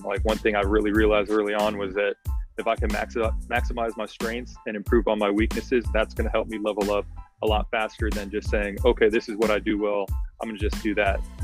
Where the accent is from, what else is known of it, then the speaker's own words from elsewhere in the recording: the Bay Area, California, United States; we're all from the Bay